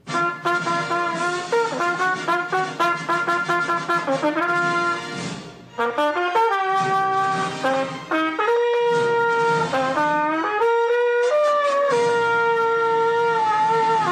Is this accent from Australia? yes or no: yes; Australia; accent: Australian; compared to British people, we're particularly Australian